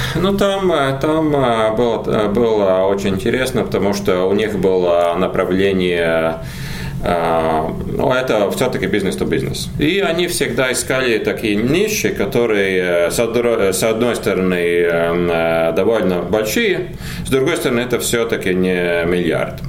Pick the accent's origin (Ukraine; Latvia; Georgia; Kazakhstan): Latvia; Мы как бы в Латвии